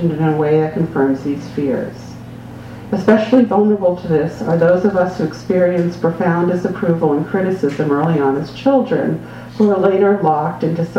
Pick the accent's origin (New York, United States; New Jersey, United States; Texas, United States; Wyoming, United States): New York, United States; New York City; I was born in 1958 in New York City